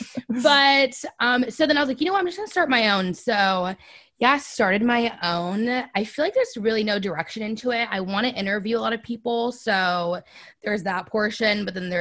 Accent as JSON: {"language": "English", "town": "Monterey", "region": "California", "country": "United States", "also_born_or_lived": "San Jose, California", "said": "I'm from Monterey, California, moved to San Jose for school in 2014"}